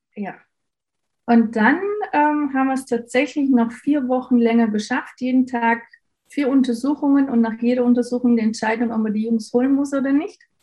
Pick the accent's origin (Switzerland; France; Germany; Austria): Austria; bei uns in Österreich